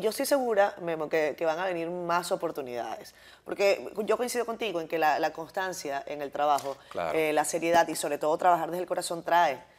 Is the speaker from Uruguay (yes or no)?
no; Venezuela